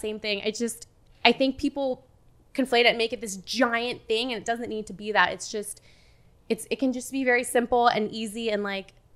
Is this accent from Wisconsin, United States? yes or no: yes; Wisconsin, United States; moved away as an adult; also born or lived in Los Angeles, California; I grew up in Wisconsin. I lived out there for 15 years. We moved there when I was 6 from my dad's job.